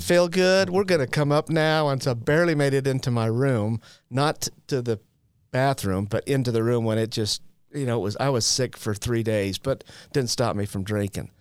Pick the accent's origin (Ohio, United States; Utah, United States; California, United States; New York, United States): Utah, United States; I'm from Utah.